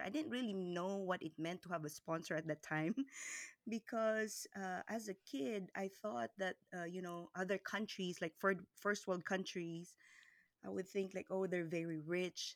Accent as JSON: {"language": "English", "area": "the middle part of the Philippines", "region": "Visayas", "country": "Philippines", "tie": "born or raised there", "moved": "yes", "lives_now": "Dallas, United States", "said": "I was born and raised in the Philippines, in the middle part of the Philippines to a very poor family"}